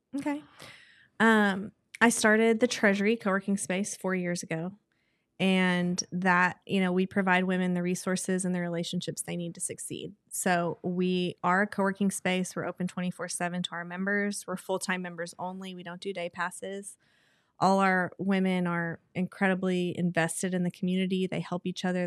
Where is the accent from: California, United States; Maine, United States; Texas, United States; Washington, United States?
Texas, United States; moved away as an adult; now in Oklahoma City, United States; We're both from Texas